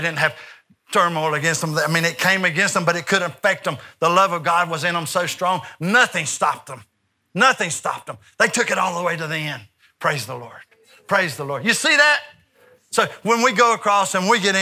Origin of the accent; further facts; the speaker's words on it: United States; I'm from America